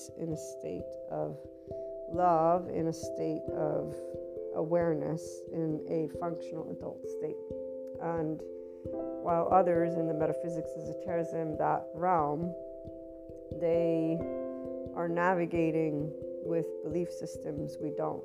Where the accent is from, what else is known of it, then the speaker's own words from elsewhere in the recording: United States; also born or lived in Naples, Italy; I'm also American, so biculturally speaking